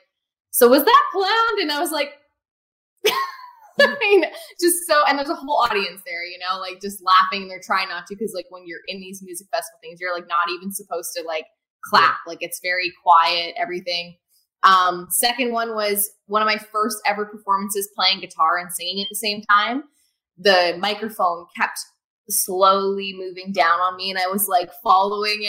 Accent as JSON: {"language": "English", "town": "Spiritwood", "region": "Saskatchewan", "country": "Canada", "tie": "born or raised there", "moved": "as an adult", "lives_now": "Nashville, United States", "said": "like our Spiritwood music festival, like my hometown's a music festival every year"}